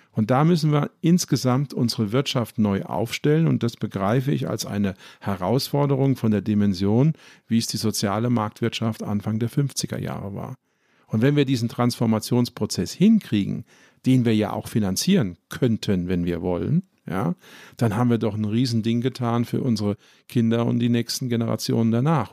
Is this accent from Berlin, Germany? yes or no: no; Ludwigshafen, Rhineland-Palatinate, Germany; ich komme zum Beispiel aus Ludwigshafen, das ist die Stadt der BSF.